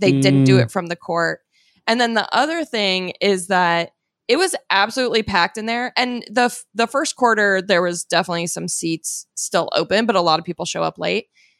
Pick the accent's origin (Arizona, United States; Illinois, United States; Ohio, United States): Arizona, United States; Phoenix; First of all, I'm from Phoenix.